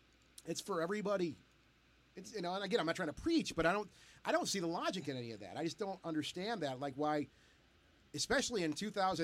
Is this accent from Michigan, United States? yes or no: yes; Detroit, Michigan, United States; we're from the Detroit area here.